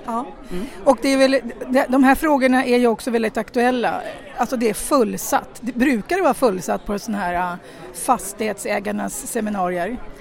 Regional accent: Tyresö, Stockholm County, Sweden; Jag kommer från Tyresö och vi har inget utanförskapsområde ännu

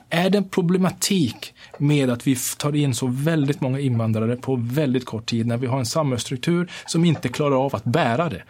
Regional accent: Kiruna, Norrbotten County, Sweden; jag är född och uppvuxen här i Sverige, uppvuxen i Kiruna

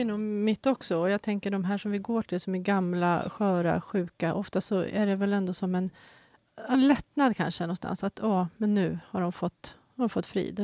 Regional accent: Tyresö, Stockholm County, Sweden; moved away as an adult; now in Haninge, Sweden; jag är mm. född och uppvuxen och bott i mina första 46 år här.

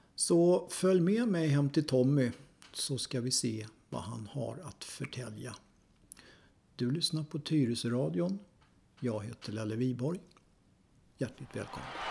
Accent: Stockholm, Stockholm County, Sweden; jag, är också född och uppvuxen på Söder

